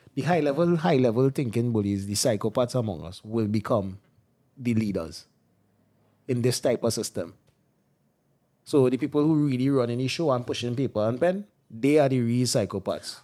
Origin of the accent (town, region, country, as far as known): Trinidad & Tobago